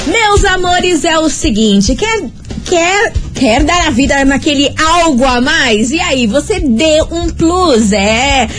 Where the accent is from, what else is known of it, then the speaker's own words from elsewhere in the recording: Brazil; como brasileira